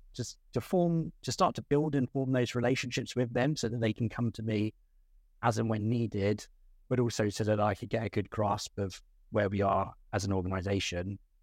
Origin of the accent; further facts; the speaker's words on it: Ashford, South East England, United Kingdom; I grew up in Ashford in Kent, um, in the southeast of England.